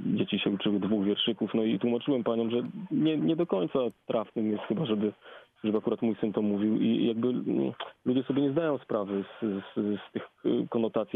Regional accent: Poland; ja bardzo lubię sformułowanie Afropolak

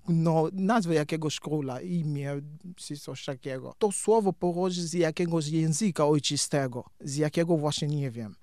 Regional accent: Cabinda, Angola; Polish is a second language; moved away; Ja pochodzę z Kabindy

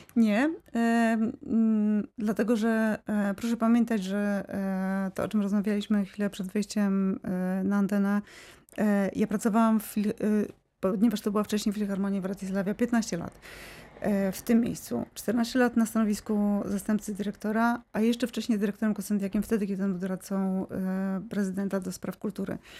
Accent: Wrocław, Lower Silesian Voivodeship, Poland; ja jestem z Wrocławia, czuję się wrocławianką

